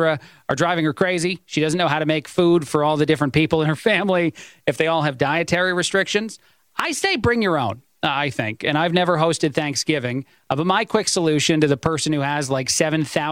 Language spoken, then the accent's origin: English; East Coast, United States; I'm an Italian. I'm from the East Coast